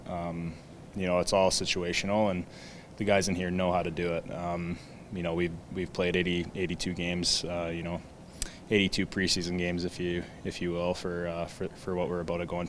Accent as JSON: {"language": "English", "town": "Edmonton", "region": "Alberta", "country": "Canada", "tie": "born or raised there", "said": "growing up in Edmonton"}